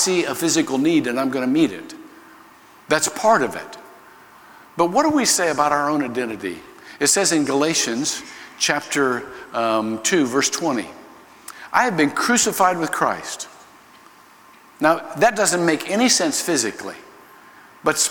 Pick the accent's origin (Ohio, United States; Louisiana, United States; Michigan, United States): Ohio, United States; moved away; I was born in Ohio